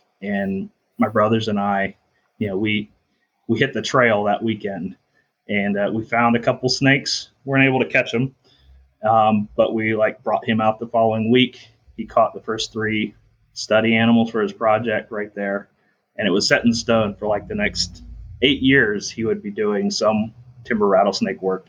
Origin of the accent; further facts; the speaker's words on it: Blue Ridge Mountains of South Carolina, United States; also born or lived in Minnesota; I'm originally from Minnesota, but I spent most of my time in the Blue Ridge Mountains of South Carolina. So that's kind of the northwestern corner of the state